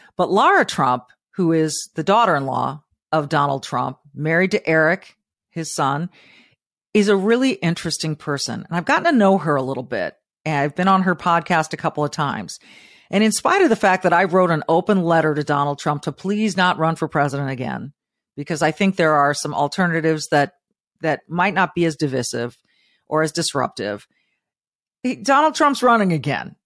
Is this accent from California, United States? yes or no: yes; Manhattan Beach, California, United States; I grew up in Manhattan Beach, Southern California